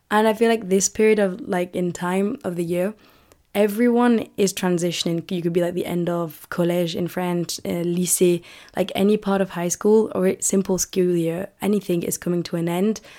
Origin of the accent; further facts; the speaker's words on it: United Kingdom; accent: British; I really don't want to lose the British accent